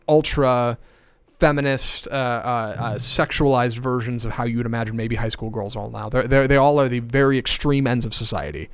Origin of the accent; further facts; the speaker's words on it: United States; I'm born and raised in America